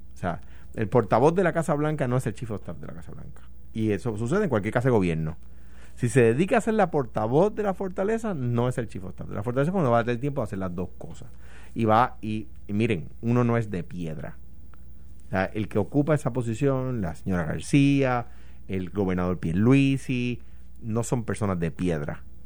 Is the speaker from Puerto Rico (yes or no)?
yes; Coamo, Puerto Rico; en Cuamo, de donde yo soy